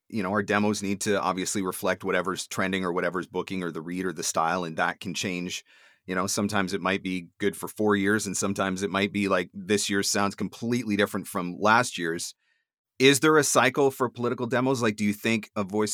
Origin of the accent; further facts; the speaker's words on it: Canada; I'm Canadian